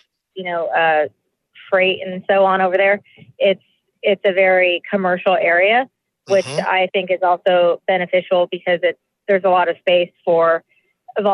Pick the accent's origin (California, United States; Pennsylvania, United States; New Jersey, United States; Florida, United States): California, United States; Yorba Linda; also born or lived in Fullerton / Newport Coast / Boston / New York; I was born at St. Jude in Fullerton, and then I was raised in Yorba Linda until I was 12. Then we moved to Newport Coast.